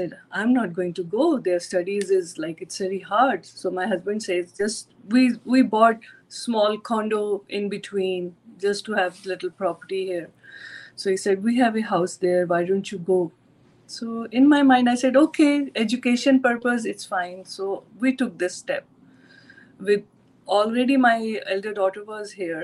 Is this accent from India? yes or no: yes; New Delhi, Delhi, India; moved away as an adult; now in United States; I born and brought up in India, basically Delhi. I'm from New Delhi